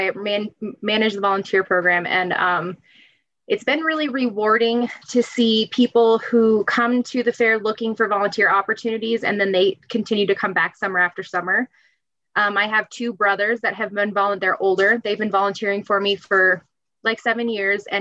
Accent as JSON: {"language": "English", "area": "Adams County", "region": "Colorado", "country": "United States", "tie": "born or raised there", "said": "I ran for the Adams County Fair Queen in 2011"}